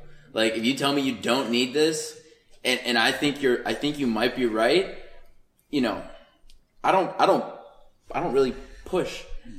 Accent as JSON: {"language": "English", "town": "Pittsburgh", "region": "Pennsylvania", "country": "United States", "tie": "born or raised there", "moved": "yes", "said": "born and raised in Pittsburgh, Pennsylvania"}